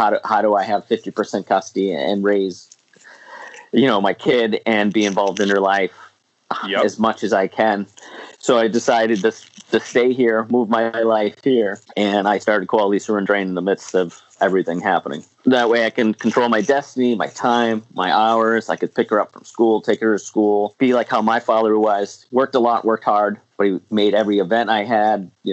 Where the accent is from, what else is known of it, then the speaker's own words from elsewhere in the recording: Niagara Falls, New York, United States; I grew up in Niagara Falls, New York. Good old Niagara Falls. Born and raised